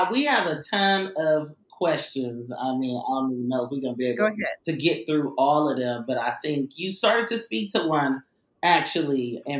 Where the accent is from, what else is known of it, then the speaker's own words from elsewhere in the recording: Oakland, California, United States; I'm from Oakland, California.